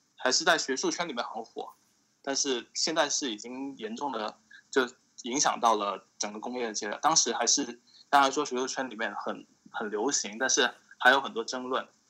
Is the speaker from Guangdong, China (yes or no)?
yes; Shantou, Guangdong, China; moved away as an adult; also born or lived in Pittsburgh, United States; now in United States; 我是广东汕头的